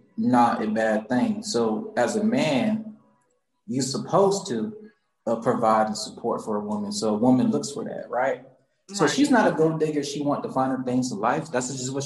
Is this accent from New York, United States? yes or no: no; Charleston, South Carolina, United States; moved away as an adult; also born or lived in Johns Island, South Carolina; now in Atlanta, United States; I'm from Charleston, South Carolina, and born and raised, and I came here to Atlanta